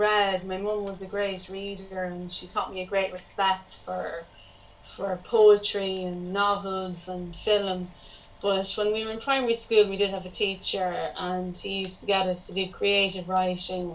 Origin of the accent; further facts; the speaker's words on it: County Meath, Ireland; I'm from County Meath in Ireland.